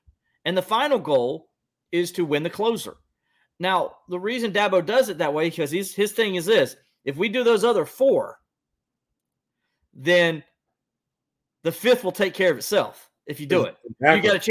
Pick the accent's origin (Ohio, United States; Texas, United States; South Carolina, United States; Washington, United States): South Carolina, United States; Bamberg; I'm from Bamberg